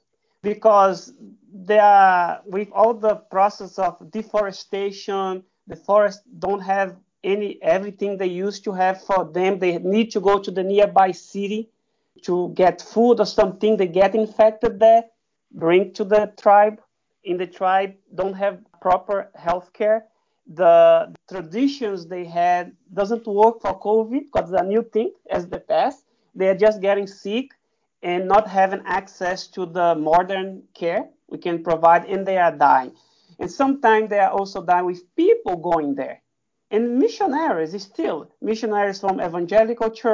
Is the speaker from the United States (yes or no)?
no; Brazil; moved away; I am originally from Brazil, and my parents live in the Amazon region area